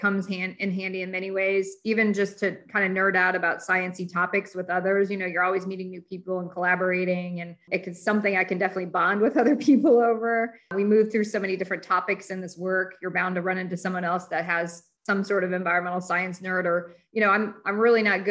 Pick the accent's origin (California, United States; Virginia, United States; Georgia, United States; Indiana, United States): Indiana, United States; also born or lived in Detroit area, Michigan; I'm from Detroit area, but I grew up in Indiana.